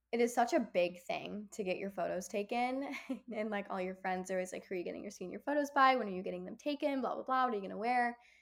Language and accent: English; Kenosha, Wisconsin, United States; moved away as an adult; now in Chicago, United States; my hometown, Kenosha